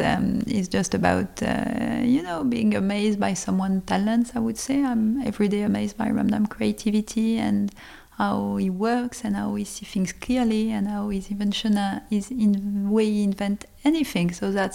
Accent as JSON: {"language": "English", "country": "Lebanon", "tie": "born there", "said": "I was born in Lebanon. And so, of course, I guess this is also that I felt very French, but I felt very international always."}